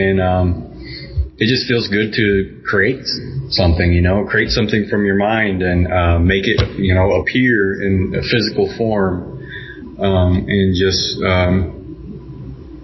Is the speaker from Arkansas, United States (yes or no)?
yes; Arkansas, United States; now in Kansas City, United States; I'm originally from Arkansas and I just grew up around all